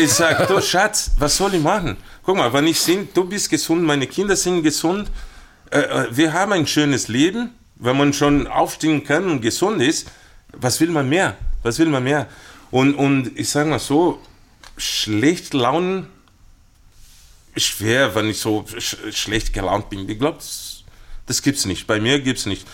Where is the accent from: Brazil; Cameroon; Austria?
Brazil; German is a second language; moved away as an adult; now in Munich, Germany; bei uns in Brasilien